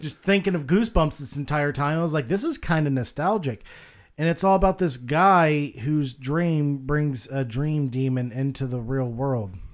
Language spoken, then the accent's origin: English; the South, United States; I was raised in the South